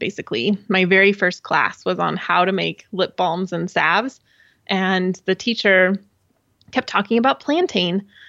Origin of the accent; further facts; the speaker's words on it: Utah, United States; I grew up in Southern Utah, and my dad and I went on kind of a, it must have been some kind of guided hike.